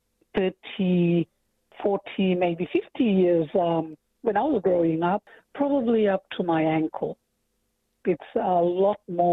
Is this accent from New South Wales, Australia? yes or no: no; Saibai Island, Torres Strait, Queensland, Australia; moved away as an adult; now in Thursday Island, Australia; when I was growing up on Saibai